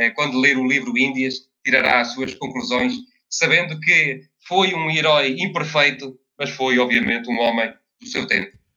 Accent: Covilhã, Centro, Portugal; na Covilhã, que é a minha terra

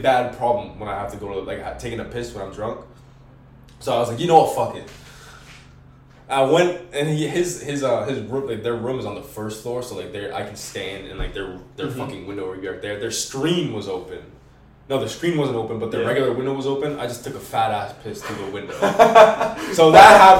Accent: Merrimack, New Hampshire, United States; I was raised in Merrimack, but my parents are both from New York

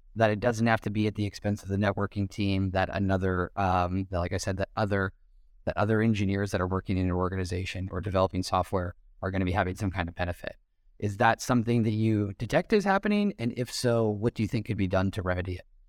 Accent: United States; moved away as an adult; an American who's been living outside the U S for a while

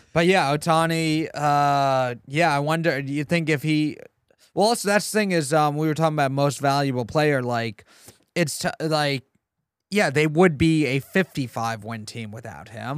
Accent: New York City, New York, United States; I grew up near Flushing.

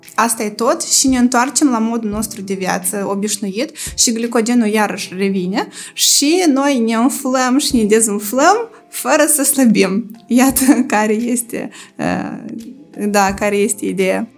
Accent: Moldova

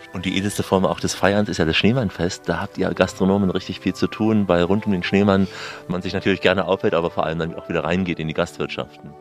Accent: Saxony, Germany; Also ich bin ja geborener Sachse und mich erinnert vieles hier auch an meine Heimat.

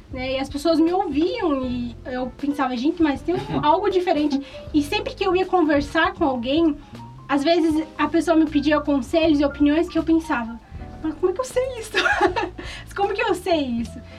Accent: Goiânia, Goiás, Brazil; born there; Eu nasci em Goiânia

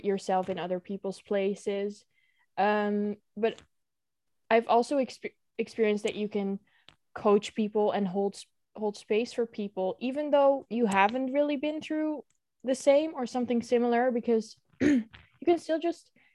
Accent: Netherlands; I'm from Holland or the Netherlands

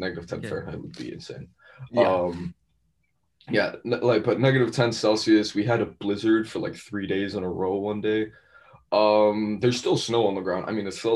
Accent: San Carlos, California, United States; now in New York, United States; I'm from San Carlos

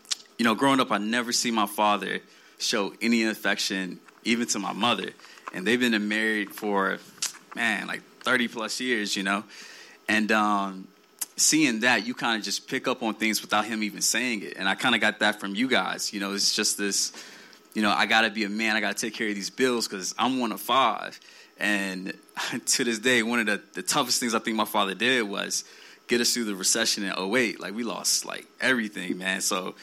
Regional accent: South Carolina, United States; I grew up in South Carolina, and my father was in the military.

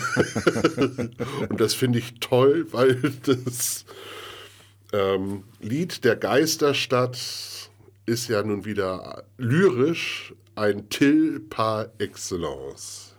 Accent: Bremen, Germany; ich bin ja gebürtiger Bremer

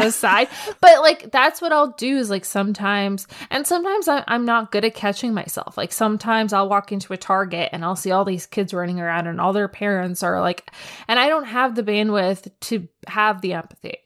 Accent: United States; I'm an American kid

